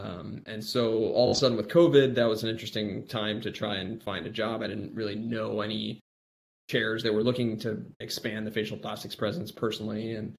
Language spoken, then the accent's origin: English; Midwest, United States; also born or lived in Miami; I was born in Miami, Florida, grew up mostly in the Midwest, and then went out east for, you know, med school and came back to the Midwest for training.